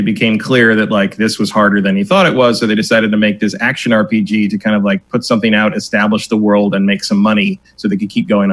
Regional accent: San Francisco, California, United States; I grew up in San Francisco, but my dad hated the Giants

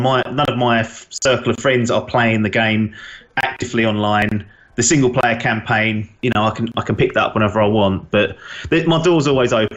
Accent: England, United Kingdom; being English

